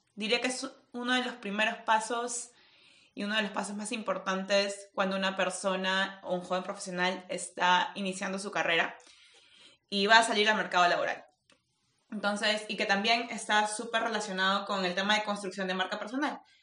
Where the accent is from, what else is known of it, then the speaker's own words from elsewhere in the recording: Peru; soy peruana